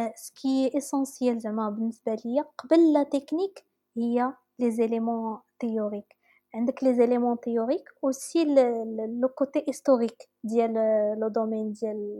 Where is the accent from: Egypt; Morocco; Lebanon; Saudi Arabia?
Morocco; عندنا في المغرب